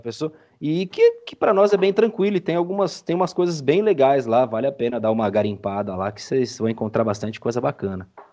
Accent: São Paulo, Brazil; Sou de São Paulo

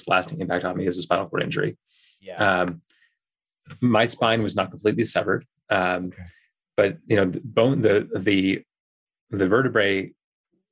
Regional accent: New York, United States; moved away as an adult; now in Colorado, United States; I'm from New York originally. I, you know, lived most of my life on the East Coast.

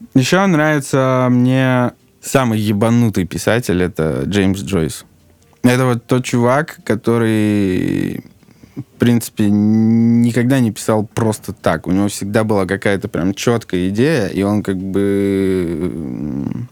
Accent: Saint Petersburg, Russia; moved away as an adult; now in Moscow, Russia; потом мы с мамой переехали в Питер

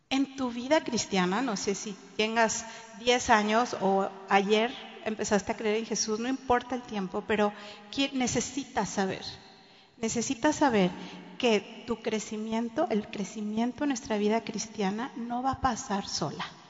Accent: Monterrey, Nuevo León, Mexico; now in Cancún, Mexico; nací en Monterrey y toda mi niñez la viví ahí

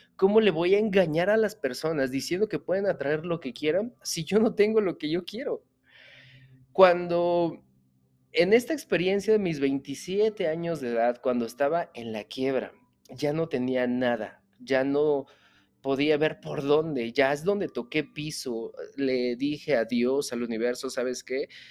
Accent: Mexico; Yo soy empresario mexicano

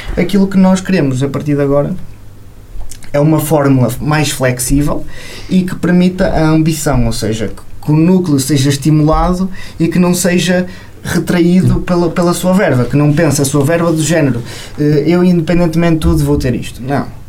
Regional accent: Amarante, Norte, Portugal; now in Vila Real, Portugal; Eu sou de Amarante e andei no Colégio São Gonçalo

